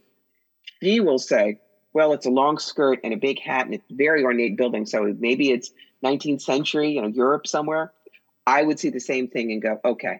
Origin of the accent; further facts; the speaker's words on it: New York, United States; I'm a New Yorker